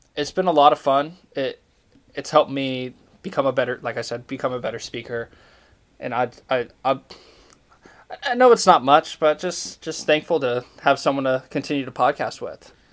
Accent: Idaho, United States; now in Tallahassee, United States; I think about living back in Idaho

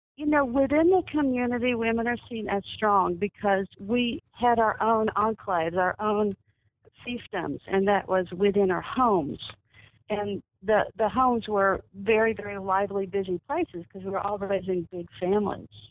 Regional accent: Dallas, Texas, United States; I was I was born and raised in Dallas

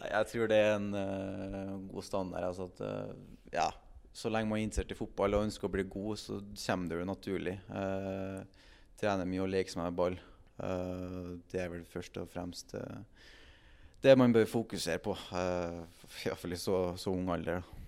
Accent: Trondheim, Trøndelag, Norway; moved away as an adult; Jeg er fra Trondheim

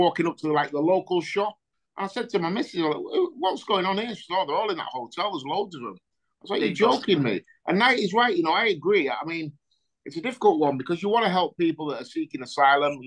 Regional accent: Yorkshire and the Humber, United Kingdom; I'm from Yorkshire.

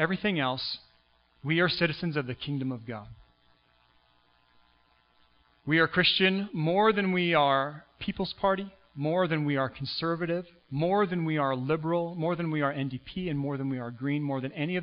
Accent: United States; now in Canada; I was born in the U.S., so I'm an American citizen

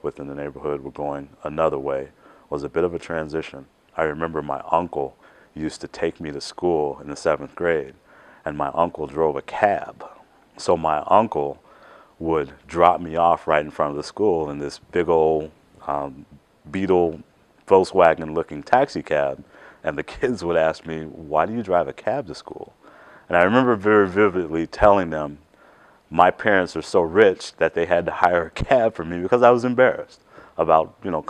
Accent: Chicago, Illinois, United States; I grew up in Chicago, Illinois.

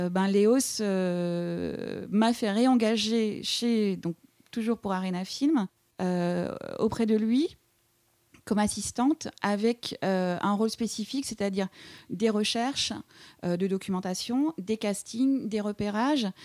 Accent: Quebec, Canada; now in Paris, France; Donc je suis venue du Québec, je suis venue à Paris parce que j'avais rencontré, un garçon

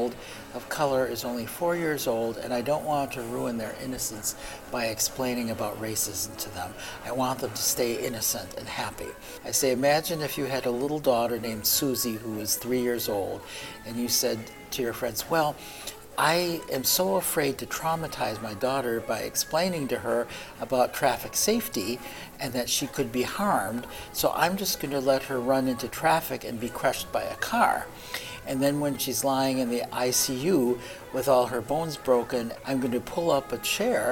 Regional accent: Milwaukee, Wisconsin, United States; also born or lived in South Korea; I was adopted along with my twin brother to Milwaukee, Wisconsin. And we came over when we were 8 months old

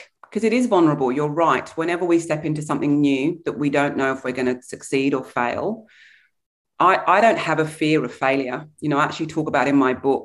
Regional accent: England, United Kingdom; also born or lived in Brunswick East, Australia; now in Melbourne, Australia; I was born in England in the 1970s. My heritage is Nigerian.

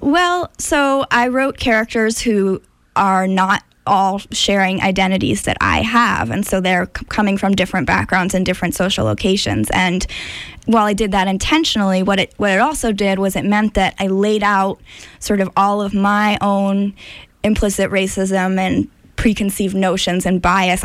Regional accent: Amherst, Massachusetts, United States; also born or lived in India; I grew up in Amherst, Massachusetts, in the western part of the state

